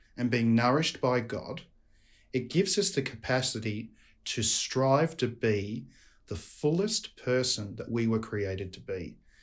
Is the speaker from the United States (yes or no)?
no; Australia; accent: Australian; my Australian accent